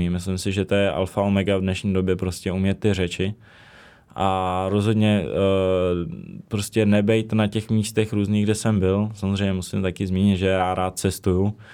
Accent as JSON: {"language": "Czech", "country": "Czechia", "also_born_or_lived": "Prague", "said": "samozřejmě jsem Čech, jsem z České republiky, takže teďka asi největší ten domov mám prostě v České republice, Jo, narodil jsem se v Praze, když jsem v Praze nikdy nebydlel"}